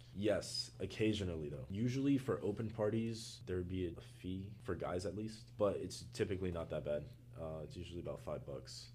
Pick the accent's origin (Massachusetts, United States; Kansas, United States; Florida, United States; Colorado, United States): Florida, United States; Miami; moved away as an adult; now in New York, United States; I am from Miami, Florida